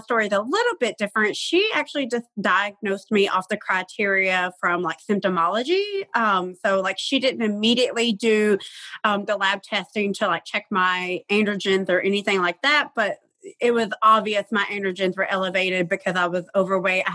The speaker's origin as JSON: {"language": "English", "region": "Tennessee", "country": "United States", "said": "I'm from Tennessee"}